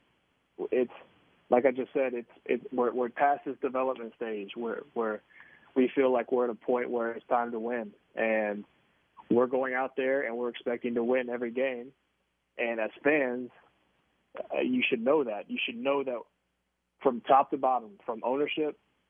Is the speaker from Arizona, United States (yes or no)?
no; Tobacco Road, North Carolina, United States; moved away as an adult; now in Kansas City, United States; I grew up on Tobacco Road. I grew up an ACC fan